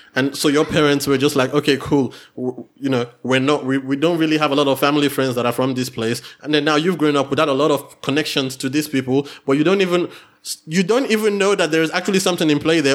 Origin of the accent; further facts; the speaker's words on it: Nigeria; moved away; I'm Nigerian